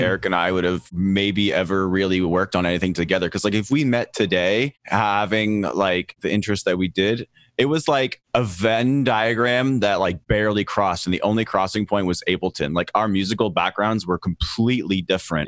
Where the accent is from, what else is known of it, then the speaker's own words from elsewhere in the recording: Lower Sackville, Nova Scotia, Canada; now in Los Angeles, United States; I grew up in a real slum called Lower Sackville.